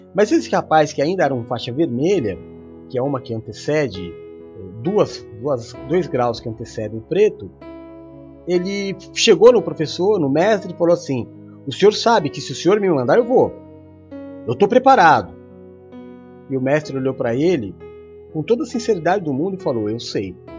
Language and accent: Portuguese; São Paulo, Brazil; sou brasileiro, nasci na zona leste de São Paulo e sou cristão